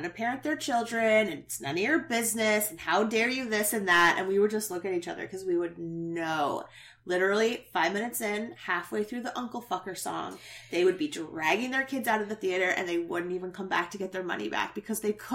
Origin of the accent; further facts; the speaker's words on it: Canada; as Canadians